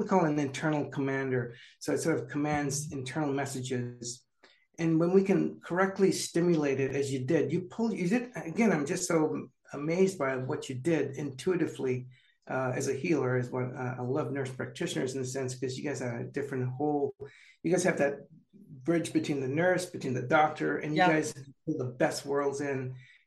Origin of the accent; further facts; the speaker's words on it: San Jose, California, United States; I'm native to California. So San Jose is my hometown